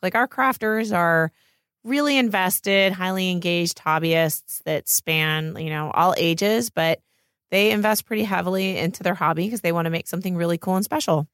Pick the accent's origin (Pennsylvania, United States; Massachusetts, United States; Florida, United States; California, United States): Pennsylvania, United States; moved away as an adult; now in Los Angeles, United States; I grew up in Pennsylvania, in the middle of nowhere.